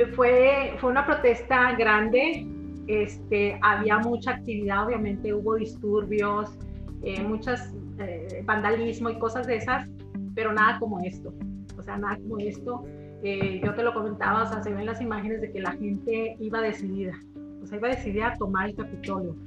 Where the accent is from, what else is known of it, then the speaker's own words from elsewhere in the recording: Chihuahua, Mexico; moved away as an adult; also born or lived in El Paso, Texas / Washington area, United States; now in Washington, United States; yo nací en el estado de Chihuahua, soy de Chihuahua capital del norte